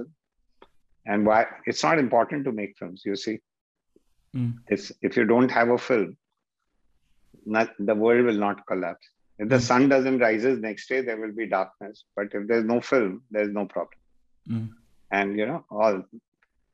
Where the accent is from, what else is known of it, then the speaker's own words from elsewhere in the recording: Delhi, India; That's where I grew up in Old Delhi